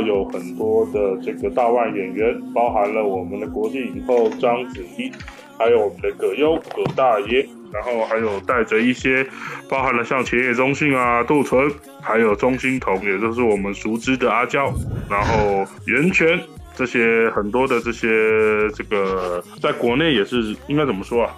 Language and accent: Chinese; Taiwan; 我是来自台湾宝岛的